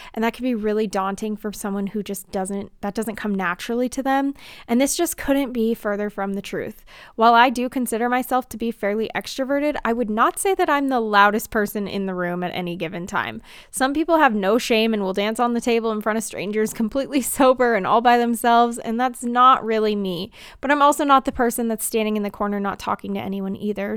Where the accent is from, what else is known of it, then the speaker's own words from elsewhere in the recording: United States; as an American